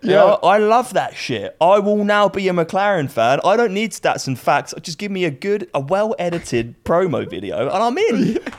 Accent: North Wales, United Kingdom; I was born in North Wales, so I love the Welsh.

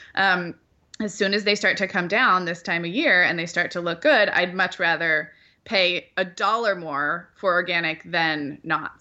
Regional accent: Santa Barbara, California, United States; moved away; growing up in Santa Barbara

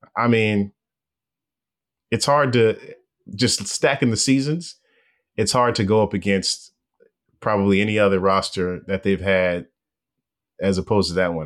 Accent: Los Angeles, California, United States; moved away; I'm from Los Angeles

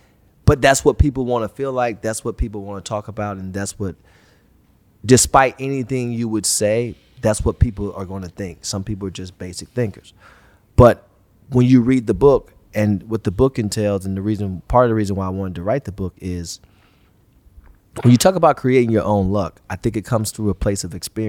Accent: Cleveland, Ohio, United States; I grew up in the Glenville area, Cleveland, you know, St. Clair, like it's everywhere now, but it's a war zone pretty much.

